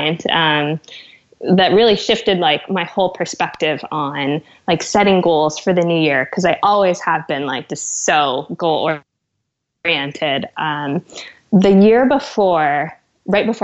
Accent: West Coast, United States; moved away as an adult; now in London, United Kingdom; we're West Coast people

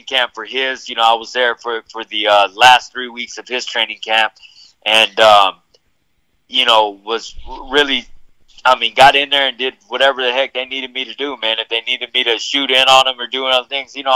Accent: United States; I'm from the States.

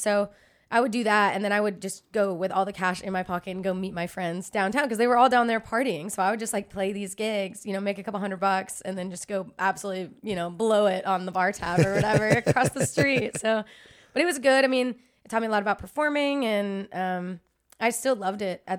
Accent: Dallas, Texas, United States; I grew up right outside of Dallas, and then I went to UT Austin for school.

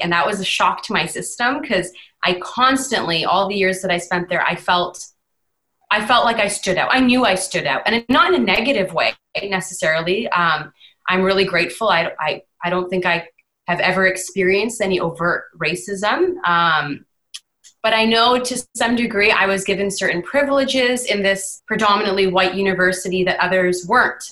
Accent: Vancouver, British Columbia, Canada; moved away as an adult; now in Ontario, Canada; I was born and raised in Vancouver

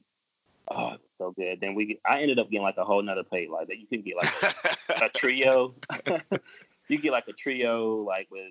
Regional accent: New Jersey, United States; also born or lived in New Orleans, Louisiana; now in Charlotte, United States; I'm from New Jersey, but I was born in, like, New Orleans.

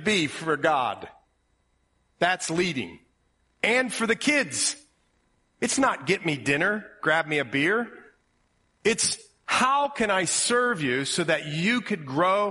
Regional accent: Ohio, United States; accent: Ohio; My Ohio accent

